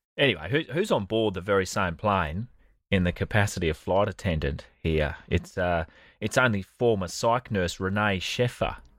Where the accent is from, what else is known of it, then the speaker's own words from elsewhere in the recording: Australia; as an Australian